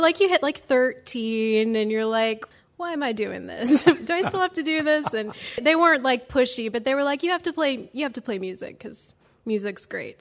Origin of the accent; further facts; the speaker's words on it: Chautauqua, New York, United States; moved away as an adult; also born or lived in Cleveland, Ohio; now in Louisville, United States; I grew up in Chautauqua, New York, south of Buffalo